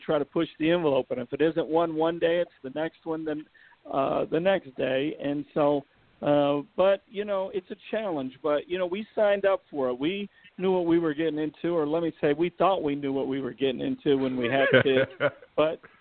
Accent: Chicago, Illinois, United States; also born or lived in Los Angeles, California; I'm from Chicago, the streets of Chicago. I'm not from the suburbs

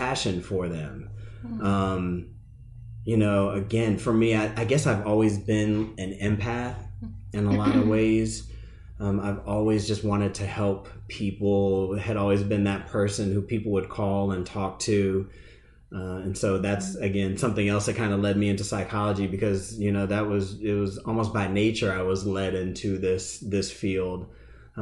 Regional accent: Massachusetts, United States; now in Charlotte, United States; I'm originally from the Massachusetts area

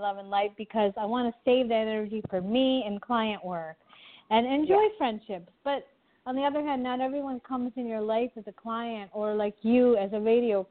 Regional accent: United States; I'm American, meaning I grew up in America, but we came when I was one

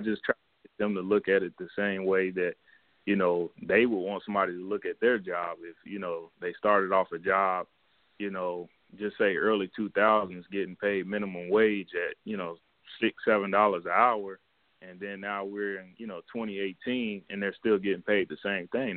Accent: Cincinnati, Ohio, United States; I'm from Cincinnati, Ohio

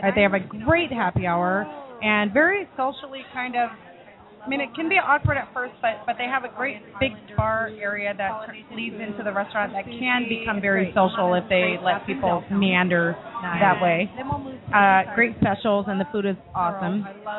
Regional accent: Hawaii, United States; now in Seattle, United States; I'm, you know, I grew up in Hawaii

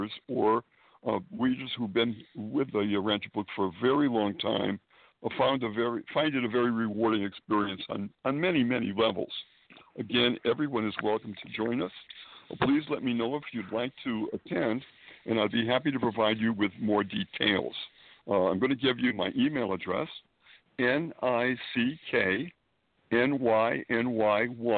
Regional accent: Springfield, Massachusetts, United States; moved away as an adult; now in Manhattan, United States; I was born and raised in New England, Springfield, Massachusetts

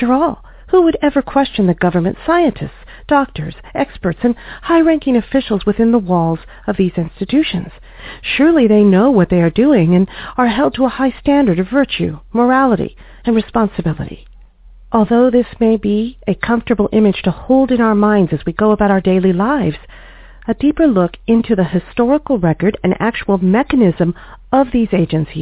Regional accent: United States; As American consumers

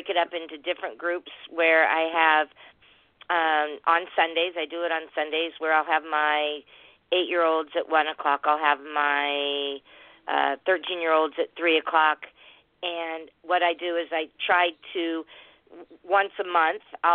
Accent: San Diego, California, United States; I was from San Diego.

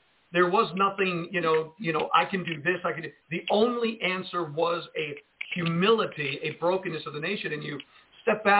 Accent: Jersey City, New Jersey, United States; I was born and raised in Jersey City, New Jersey

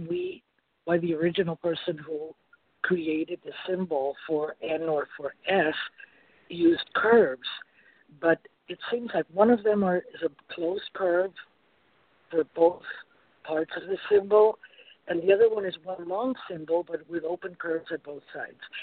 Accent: Argentina; moved away; I'm from Argentina

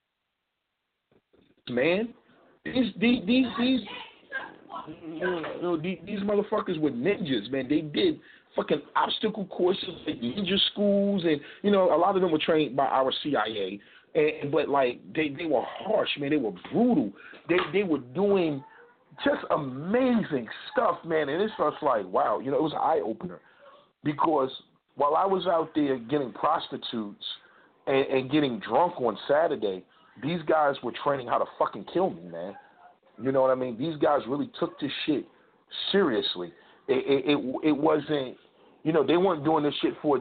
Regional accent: United States; I'm an American through and through

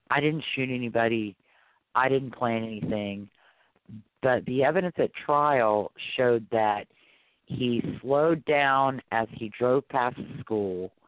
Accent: Louisiana, United States; also born or lived in Arkansas; I'm from Louisiana.

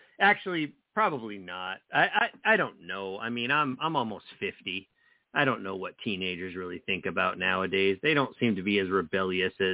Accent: New Jersey, United States; moved away; growing up in the 90s, you know, in New Jersey, like I lived in this small town

